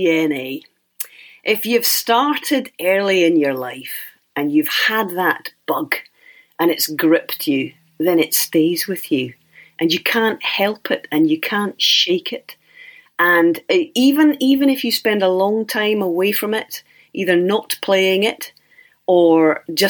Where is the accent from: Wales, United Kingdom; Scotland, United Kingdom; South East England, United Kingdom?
Scotland, United Kingdom; Cardross; also born or lived in St Andrews, Fife; Well, I was born in St Andrews, that's right. And I lived in Fife, the Kingdom of Fife, for the first 4 years of my life. And then I moved across to the other side of Scotland. And I was there in a wee place called Cardross